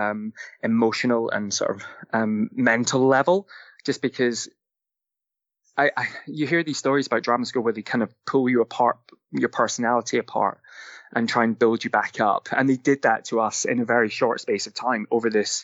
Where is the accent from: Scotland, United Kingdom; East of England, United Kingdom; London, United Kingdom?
Scotland, United Kingdom; St Andrews; moved away; I come from Scotland. I come from a small town on the East Coast, a beautiful little town. You may have heard of it. It's called St. Andrews